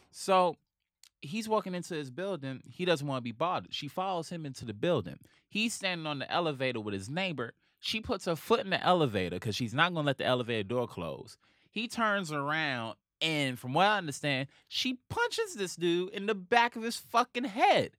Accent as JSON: {"language": "English", "town": "New York City", "region": "New York", "country": "United States", "said": "I'm from Harlem"}